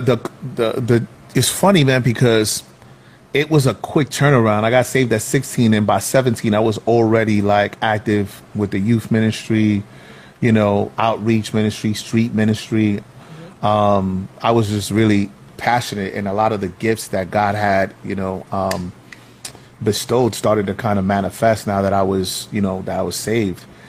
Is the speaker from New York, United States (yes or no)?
yes; New York City, New York, United States; Growing up in Soundview, and and I kind of split my time between Soundview projects and Watson